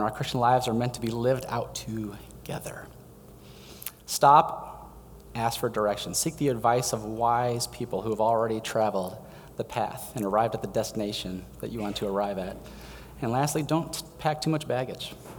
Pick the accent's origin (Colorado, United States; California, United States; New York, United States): Colorado, United States; Denver; moved away; I grew up in Denver